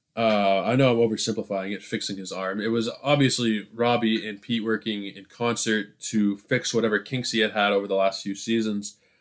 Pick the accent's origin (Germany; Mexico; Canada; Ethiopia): Canada; Toronto, Ontario; I'm from Toronto